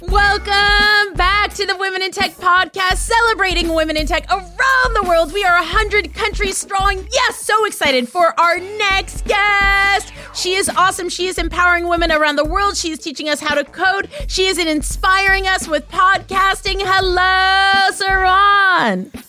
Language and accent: English; Venezuela; now in San Francisco, United States; I'm from Venezuela, currently living in San Francisco